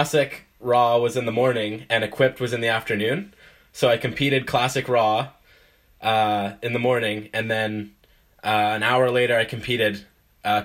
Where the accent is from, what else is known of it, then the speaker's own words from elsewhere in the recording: Canada; I'm a Canadian guy